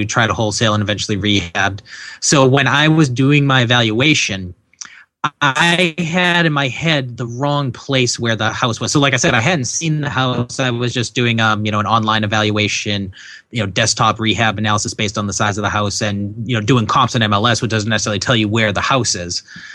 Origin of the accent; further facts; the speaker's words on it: New England, United States; I'm from New England